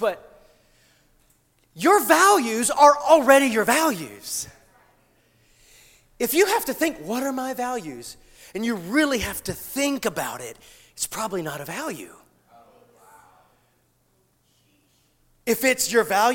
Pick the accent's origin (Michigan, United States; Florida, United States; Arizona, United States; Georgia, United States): Georgia, United States; South Georgia near Savannah, United States; moved away; I come from South Georgia near Savannah, okay? Very southern